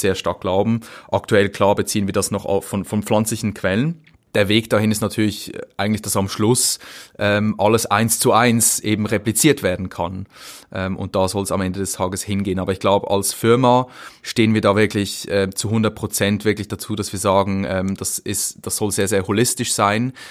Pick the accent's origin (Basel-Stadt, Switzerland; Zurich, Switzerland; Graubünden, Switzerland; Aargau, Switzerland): Zurich, Switzerland; Zürcher Weinland, near Winterthur; also born or lived in St. Gallen; ich bin im Zürcher Weinland aufgewachsen, ähm, im Dorf. Das ist nicht weit von Winterthur.